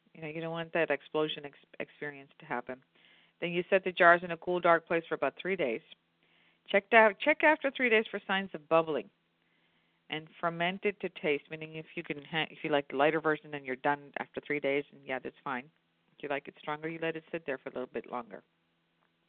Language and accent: English; Indiana, Pennsylvania, United States; as a kid, growing up in Indiana, PA